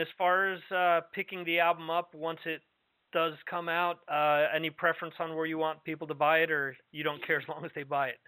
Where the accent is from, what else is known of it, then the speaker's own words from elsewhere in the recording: New York metropolitan area, United States; moved away; I spent 30 years of my life growing up in the New York metropolitan area.